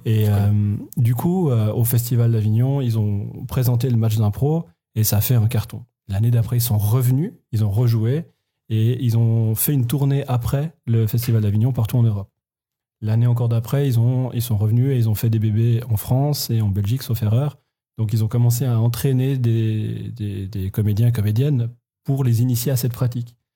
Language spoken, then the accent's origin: French; Switzerland; en tant que Suisse